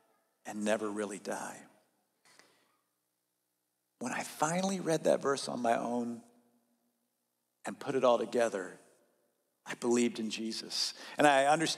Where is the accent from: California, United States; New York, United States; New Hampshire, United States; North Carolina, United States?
North Carolina, United States; I grew up in North Carolina, and that region of the southern United States